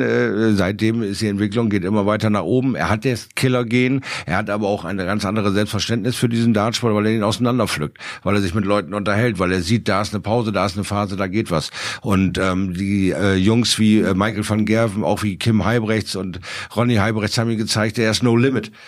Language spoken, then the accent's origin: German; Bremerhaven, Bremen, Germany; now in Bremen, Germany; meiner alten Heimatstadt Bremerhaven.